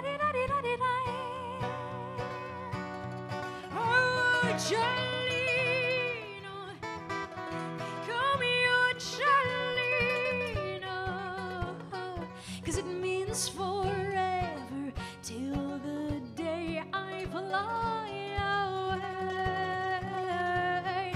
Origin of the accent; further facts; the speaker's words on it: Houston, Texas, United States; moved away as an adult; now in Palermo, Italy; We are originally from Houston, Texas, but for the past year we've been based in Palermo, Sicily